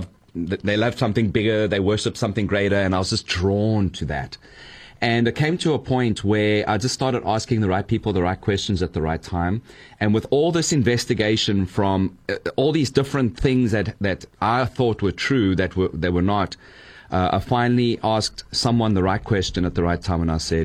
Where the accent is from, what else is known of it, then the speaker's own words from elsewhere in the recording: United States; Growing up in the United States, most young boys might want to be the new point guard or the new, you know, lead pitcher or the new quarterback.